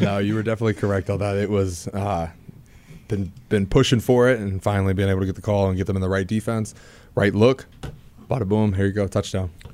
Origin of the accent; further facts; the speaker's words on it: Ohio, United States; being an Ohio guy